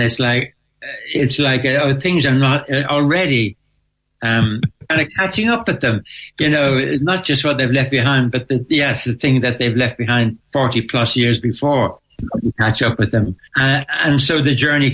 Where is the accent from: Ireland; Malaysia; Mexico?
Ireland; growing up in Ireland.